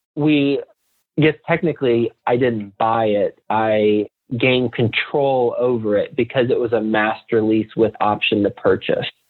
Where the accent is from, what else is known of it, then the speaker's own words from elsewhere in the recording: Fort Worth, Texas, United States; moved away as an adult; also born or lived in New York City; I'm from from Fort Worth, Texas, but I moved from Texas to New York City after I graduated college